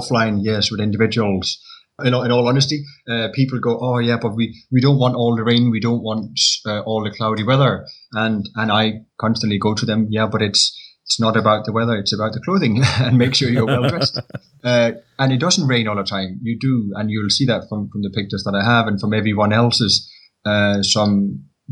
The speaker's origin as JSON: {"language": "English", "country": "Denmark", "tie": "born or raised there", "also_born_or_lived": "London", "moved": "as an adult", "lives_now": "Scotland, United Kingdom", "said": "I'm from Denmark, a very small country. We were brought up basically seeing what's on your doorstep"}